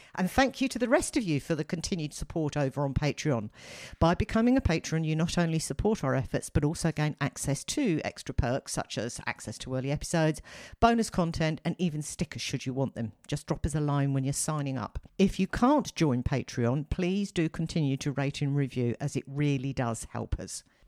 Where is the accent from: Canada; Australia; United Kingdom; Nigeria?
United Kingdom; as a Brit